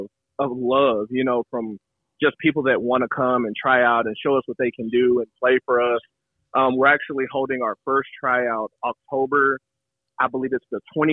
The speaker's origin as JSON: {"language": "English", "town": "Mabank", "region": "Texas", "country": "United States", "said": "That's where I'm from. Okay. I'm actually from Maybank, Texas, yes."}